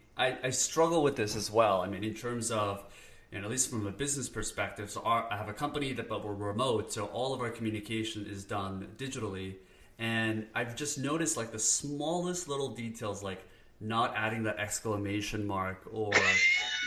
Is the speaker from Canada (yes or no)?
yes; Canada; I'm Canadian, so we apologize.